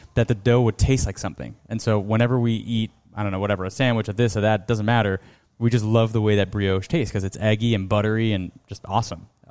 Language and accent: English; Miami, Florida, United States; we're from Miami. You know, we're Cuban American